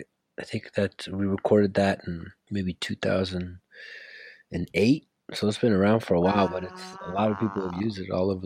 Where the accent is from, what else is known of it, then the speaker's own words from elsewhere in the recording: California, United States; sort of my journey of, you know, growing up in the Bay Area.